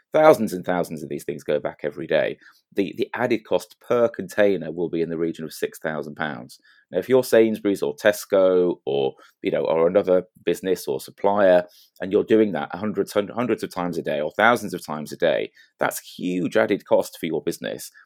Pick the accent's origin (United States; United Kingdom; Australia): United Kingdom; England; speaking as an Englishman